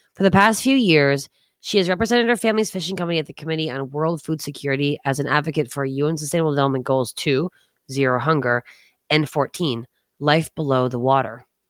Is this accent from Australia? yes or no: no; East Coast of Canada, Canada; moved away; also born or lived in Toronto / New York City; I grew up on the East Coast of Canada